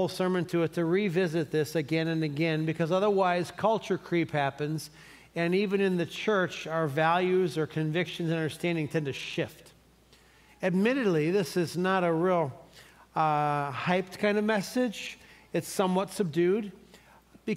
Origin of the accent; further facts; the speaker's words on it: Cleveland, Ohio, United States; moved away; I'm from Cleveland